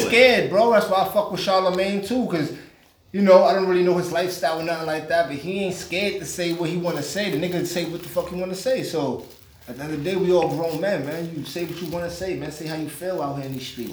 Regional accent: New York City, New York, United States; also born or lived in Staten Island; I'm from East New York

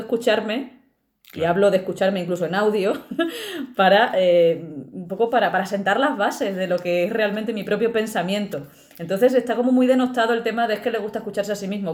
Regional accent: Extremadura, Spain; moved away; soy extremeña y cuando voy bajando al pueblo se me empiezan a caer las letras

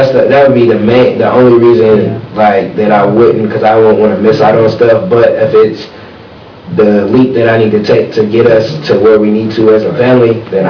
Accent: Michigan City, Indiana, United States; now in Indianapolis, United States; I'm from Michigan City. My leap was just coming to Indianapolis, because I knew Michigan City didn't have nothing for me.

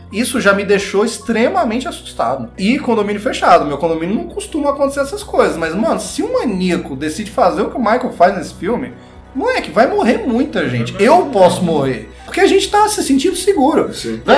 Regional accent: Brazil; nós que somos brasileiros

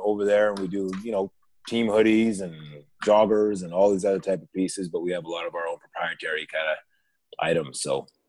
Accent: Nigeria; I'm originally from Nigeria

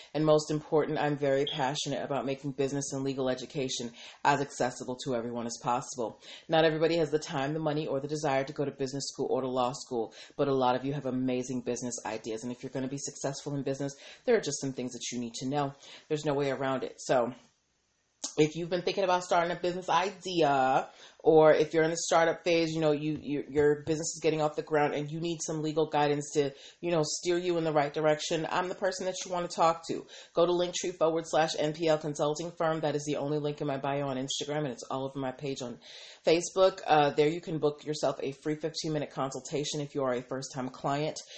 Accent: Boston, Massachusetts, United States; now in DMV area, United States; I'm from Boston

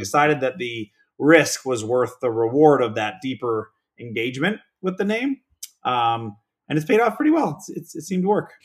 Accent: Pittsburgh, Pennsylvania, United States; now in Palos Verdes Estates, United States; born and raised in Pittsburgh, Pennsylvania

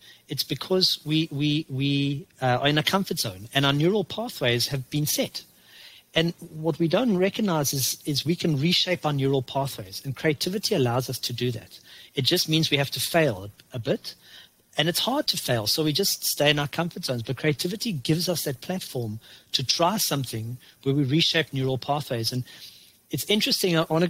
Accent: South Africa; now in Canada; You know, we came from South Africa, which was fertile soil and fertile weather, to Canada, where you have a very limited period of to plant.

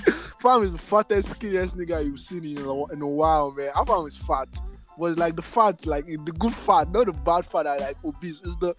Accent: Nigeria

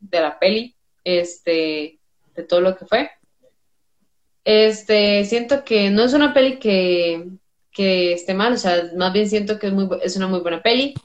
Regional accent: Costa Rica; diría uno como tico

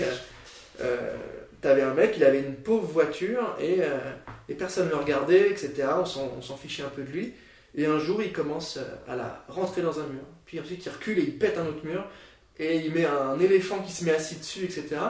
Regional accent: Nancy, Grand Est, France; moi je viens de Nancy, du coup j'ai fait un bac L

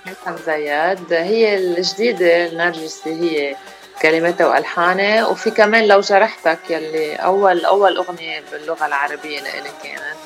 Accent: Rashaya al-Fukhar, Keserwan-Jbeil, Lebanon; moved away as an adult; now in Washington DC area, United States; انا الاصل من رشايا الفخار وعايشين بكسر وين يعني كل حياتنا وصار لي 16 سنة بأمريكا

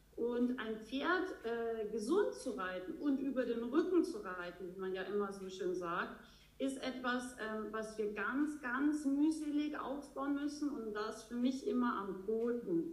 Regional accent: Austria; now in Bavaria, Germany; ich komme ursprünglich aus Österreich, ähm, lebe aber schon sehr, sehr lange in schönen Bayern

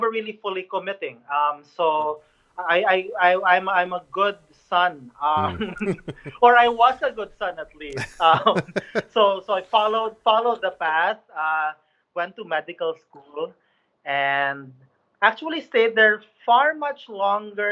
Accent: Cebu City, Central Visayas, Philippines; I grew up in Cebu City, which is in the central part of the Philippines

